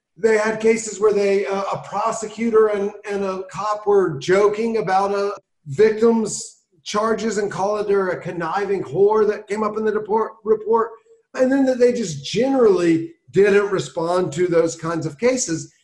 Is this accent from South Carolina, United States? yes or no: yes; South Carolina, United States; now in Baltimore, United States; I grew up in South Carolina.